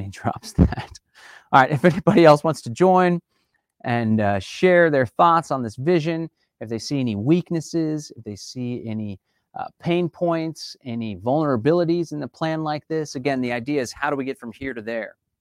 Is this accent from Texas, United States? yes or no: yes; Austin, Texas, United States; I was born and raised in Austin, Texas